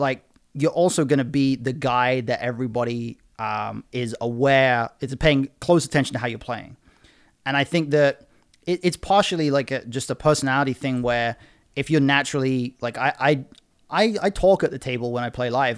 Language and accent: English; United Kingdom; I'm British